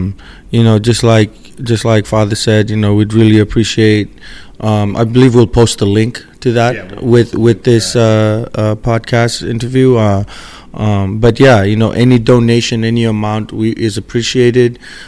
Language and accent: English; Seattle, Washington, United States; because we're from Seattle, you know, we grew up here, our goal is to bring the championship back home.